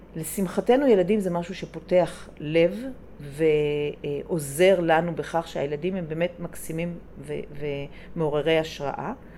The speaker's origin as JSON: {"language": "Hebrew", "town": "Jerusalem", "region": "Jerusalem District", "country": "Israel", "tie": "born or raised there", "said": "אני גדלתי בירושלים"}